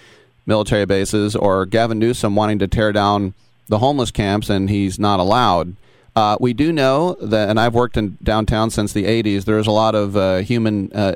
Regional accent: Berkeley, California, United States; I grew up in Berkeley, and I work in San Francisco

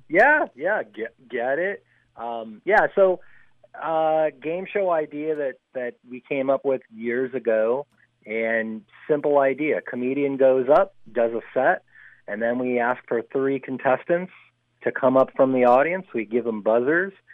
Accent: Chicago, Illinois, United States; also born or lived in Los Angeles; now in San Francisco, United States; I didn't grow up here. No, I'm I'm a, I'm a transplant. Uh, I came from Chicago originally

